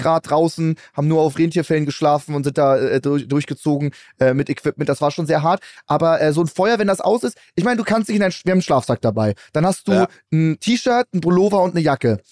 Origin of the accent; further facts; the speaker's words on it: Hamburg, Germany; ich komme ja aus Hamburg